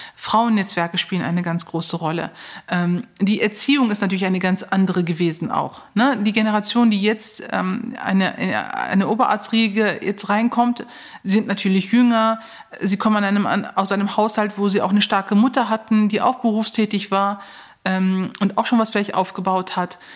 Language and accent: German; Neuss, North Rhine-Westphalia, Germany; ich komme ja aus Neuss